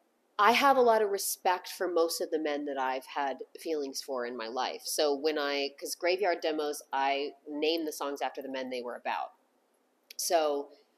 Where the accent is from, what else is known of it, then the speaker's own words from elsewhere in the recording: the South, United States; also born or lived in Los Angeles; now in Nashville, United States; I grew up in the South